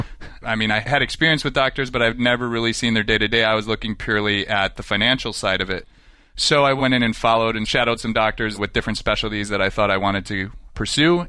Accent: Western New York, United States; moved away as an adult; most of my childhood, I grew up in Western New York, very rural.

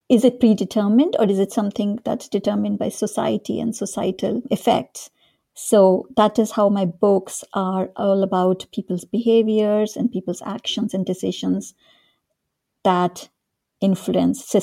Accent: North India, India; also born or lived in Dehradun, India; So I grew up in India. I was born in this small town called Dehradun, which is in the foothills of the Himalayas in the north of India.

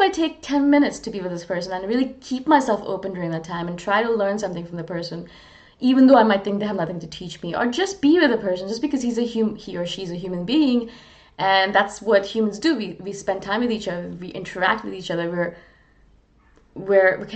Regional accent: India; moved away; also born or lived in Canada; I'm not Canadian. I'm originally from India. I'm Canadian Indian

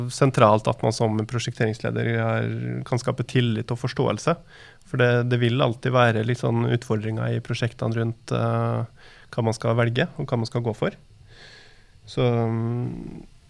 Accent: Molde, Møre og Romsdal, Norway; moved away as an adult; now in Oslo, Norway; Så kommer jeg fra Molde og bor, har bodd i Oslo da, de siste 15 årene.

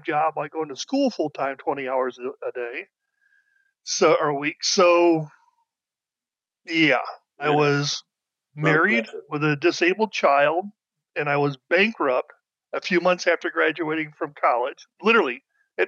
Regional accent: Battle Creek, Michigan, United States; I was born and raised in Battle Creek, Michigan. Kicked around there for until I was 18

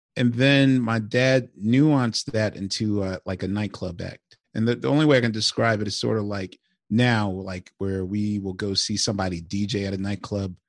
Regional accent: Philadelphia, Pennsylvania, United States; I'm from West Philly

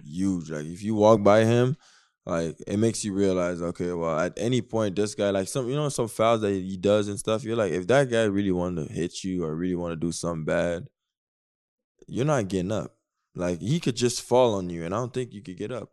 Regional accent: Canada; I'm Canadian

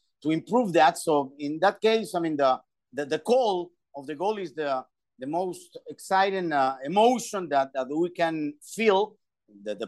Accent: Peru; now in United States; I'm starting 13, 14 years old in my home country, Peru.

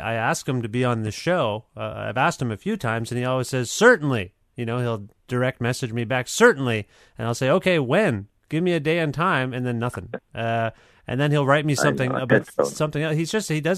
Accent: Canada; also born or lived in Guelph, Ontario; I'm Canadian as well.

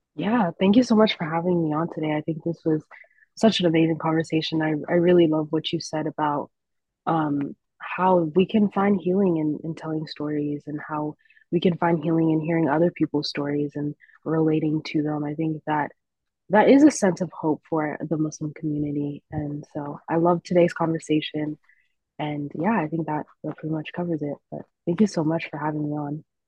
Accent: Orange County, California, United States; also born or lived in Berkeley, California; growing up in Orange County

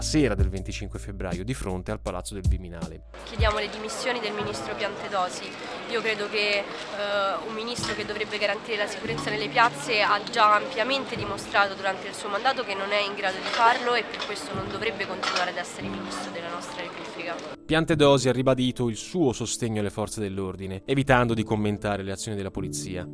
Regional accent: Italy; dalle nostre parti in Italia

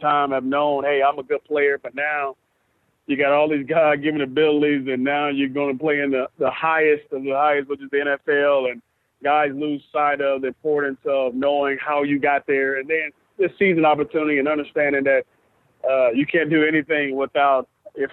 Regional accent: Atlanta, Georgia, United States; I'm from Atlanta.

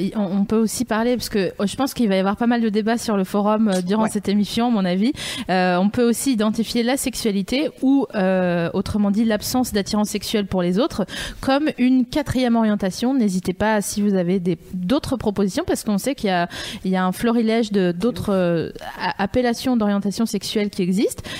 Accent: Vosges, Grand Est, France; je viens des Vosges

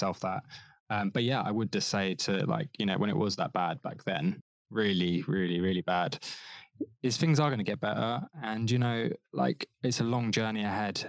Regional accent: Devon, South West England, United Kingdom; moved away as an adult; now in London, United Kingdom; my hometown, Devon

